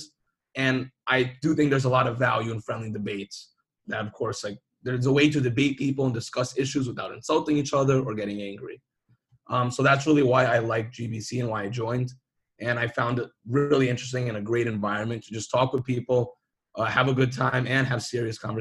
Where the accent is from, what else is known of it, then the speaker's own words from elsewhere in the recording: New York City, New York, United States; I'm from Brooklyn, New York